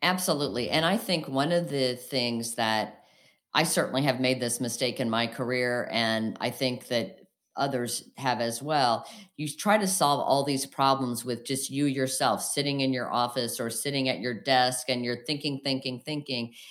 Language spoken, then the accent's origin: English; outside of Springfield, Illinois, United States; also born or lived in Saint Louis; we grew up outside of Springfield, Illinois, so downstate, as they say.